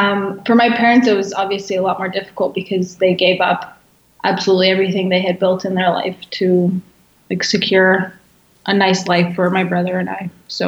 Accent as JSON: {"language": "English", "country": "Canada", "tie": "born or raised there", "also_born_or_lived": "Bosnia / England / Croatia", "moved": "as an adult", "lives_now": "Berlin, Germany"}